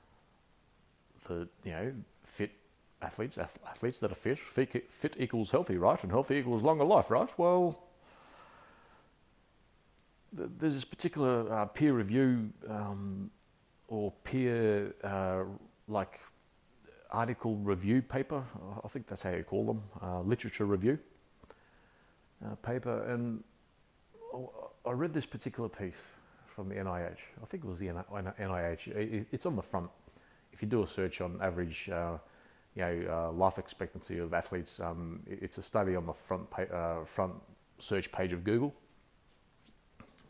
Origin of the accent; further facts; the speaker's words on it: Australia; accent: Aussie; I'm an Australian. I guess many would guess with my accent that that I'm an Aussie